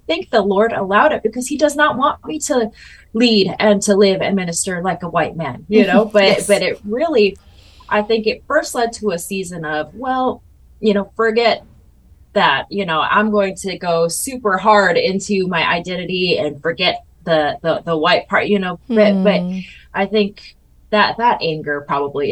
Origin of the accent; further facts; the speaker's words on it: United States; first language Mandarin; English is a second language; my identity as Taiwanese